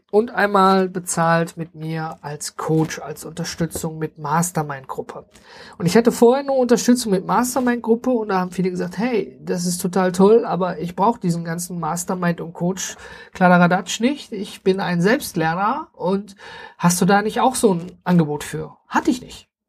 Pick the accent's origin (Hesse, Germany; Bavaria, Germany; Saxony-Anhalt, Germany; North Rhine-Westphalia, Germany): North Rhine-Westphalia, Germany; Duisburg; weil ich dann äh, erstmal auch gar nicht hier in der Stadt Duisburg bin, wo ich herkomme, sondern äh, ganz hoch oben im Norden.